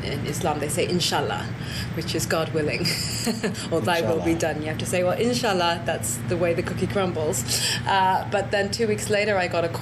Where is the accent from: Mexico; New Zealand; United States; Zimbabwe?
Zimbabwe; I grew up in Zimbabwe